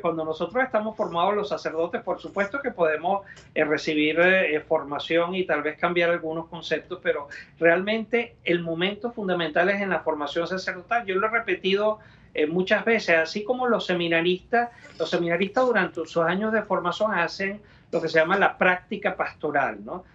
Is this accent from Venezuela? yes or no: yes; Venezuela; moved away as an adult; now in United States; en Venezuela, donde yo nací y crecí y ejercí los primeros años de mi ministerio sacerdotal